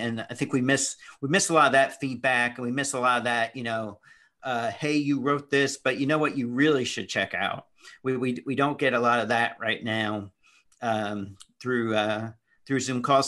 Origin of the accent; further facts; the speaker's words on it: Indianapolis, Indiana, United States; moved away; also born or lived in Daytona; I grew up in Indianapolis